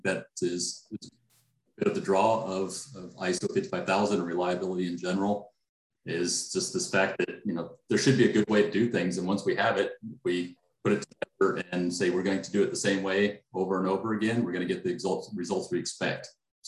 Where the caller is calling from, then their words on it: Dallas, Texas, United States; I am in Dallas, Texas.